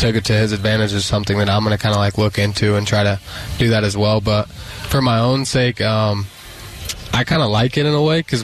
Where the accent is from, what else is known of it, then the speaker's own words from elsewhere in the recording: Greenfield, Indiana, United States; I'm from Greenfield, Indiana